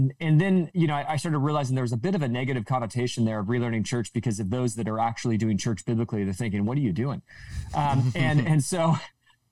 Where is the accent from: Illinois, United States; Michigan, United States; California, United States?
California, United States; Southern; I grew up in Southern California.